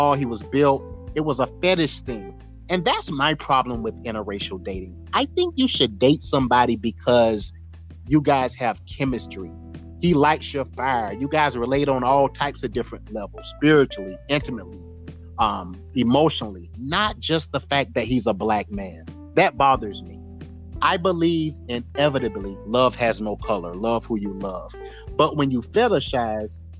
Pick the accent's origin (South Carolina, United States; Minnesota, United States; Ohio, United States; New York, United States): South Carolina, United States; I come from the South. I come from South Carolina.